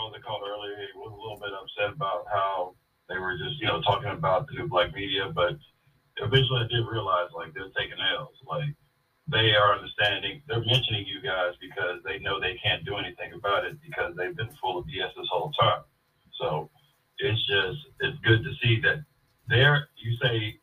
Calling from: Houston, Texas, United States; I'm calling from Houston

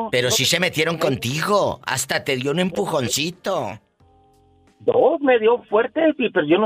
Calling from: Ruidoso, New Mexico, United States; desde Ruidoso, Nuevo México.

